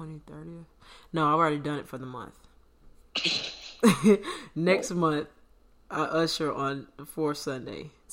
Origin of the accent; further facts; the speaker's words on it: United States; I'm American